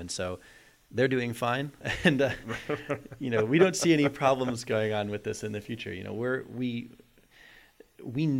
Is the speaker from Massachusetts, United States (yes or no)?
yes; North Shore of Boston, Massachusetts, United States; also born or lived in Amherst, Massachusetts; I grew up on the North Shore of Boston